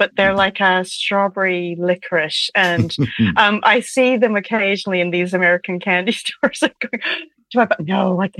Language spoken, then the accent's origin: English; Canada; also born or lived in Ontario; growing up in Canada